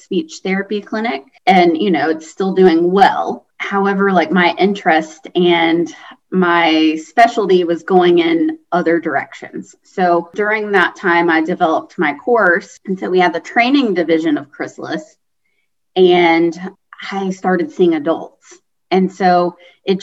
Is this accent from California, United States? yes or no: no; Kentucky, United States; moved away as an adult; also born or lived in Indiana; now in Greenville, United States; I'm originally from Kentucky, and even from Kentucky to Indiana was a change for sure.